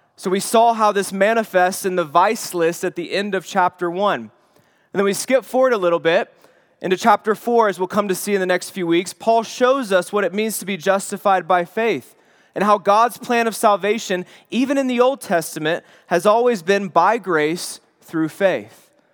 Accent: the Bible Belt, United States; my childhood was growing up in the Bible Belt

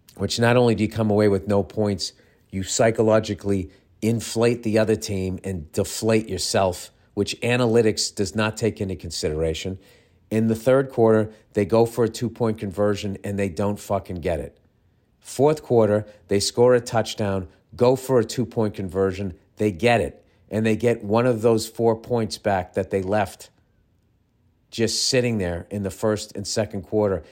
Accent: United States

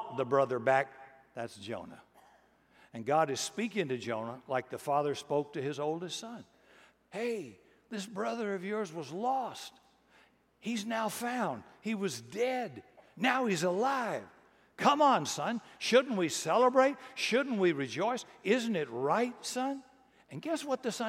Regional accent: Texas, United States; being Texan

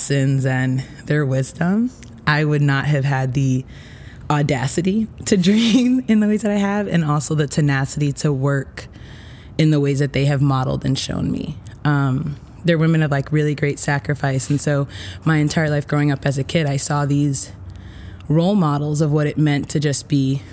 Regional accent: Utica, New York, United States; also born or lived in Dominican Republic (family); So I was born in New York City. I lived there up until I was 7. Okay. And that's when I moved to Utica

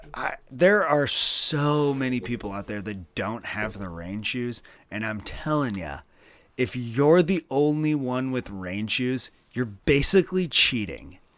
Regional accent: Midwest, United States; growing up in the Midwest

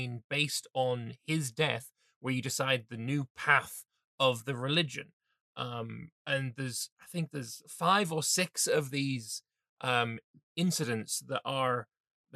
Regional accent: England, United Kingdom; as an Englishman

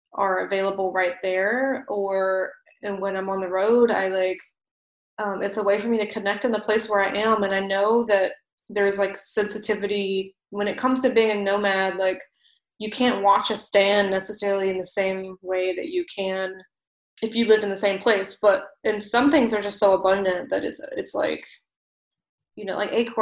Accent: Virginia, United States; moved away; also born or lived in Vermont; my hometown at one point in Virginia

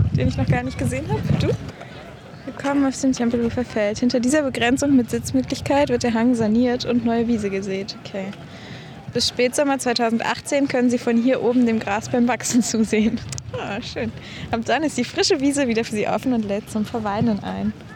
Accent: Berlin, Germany; ich bin ja in Berlin aufgewachsen

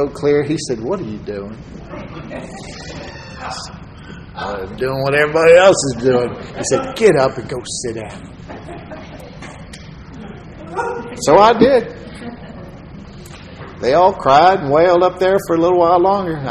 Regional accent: Texas, United States; I'm a Texan

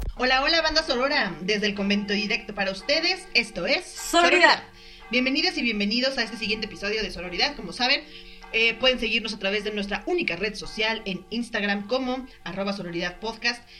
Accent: Mexico; soy mexicana y tengo familia en muchos lados

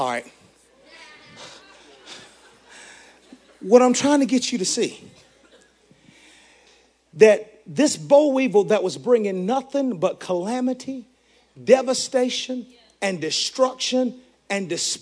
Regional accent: the South, United States; I'm from the South

